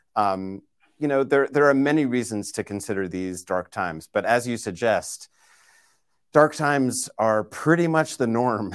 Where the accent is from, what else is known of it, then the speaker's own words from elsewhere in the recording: Boston, Massachusetts, United States; moved away; my hometown of Boston